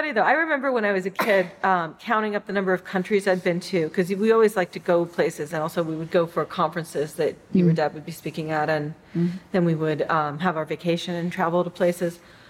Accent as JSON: {"language": "English", "country": "United States", "tie": "born or raised there", "said": "as an American-born person"}